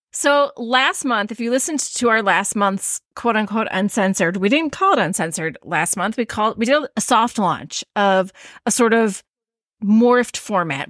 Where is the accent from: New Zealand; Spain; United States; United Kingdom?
United States; Midwest; accent: Midwestern; my Midwestern accent